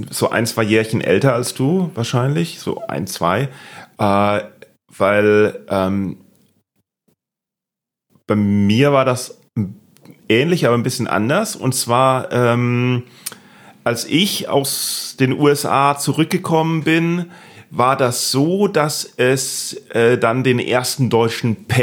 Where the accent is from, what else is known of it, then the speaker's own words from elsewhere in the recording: Bütgenbach, Wallonia, Belgium; first language German; also born or lived in Aberdeen, Scotland; ich bin in Bütchenbach aufgewachsen. Das ja. ist ein kleines Dorf mit einem wunderschönen äh, See